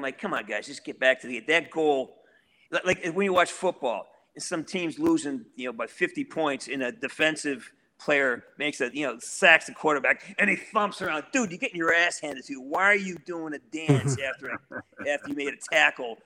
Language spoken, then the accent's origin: English; Western Massachusetts, United States; I'm from Western Massachusetts